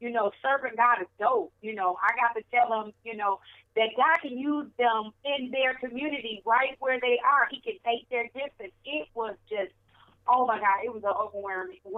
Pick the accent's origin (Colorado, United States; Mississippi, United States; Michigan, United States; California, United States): Michigan, United States; Saginaw; moved away as an adult; now in Rochester, United States; I'm from Saginaw, but I live out here, Rochester, Shelby Township area